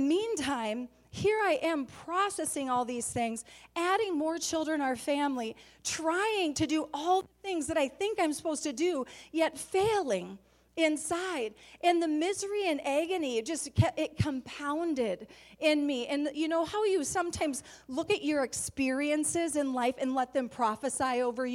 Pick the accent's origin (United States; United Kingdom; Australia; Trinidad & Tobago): United States; Staples; We're from Staples, little town of 3,000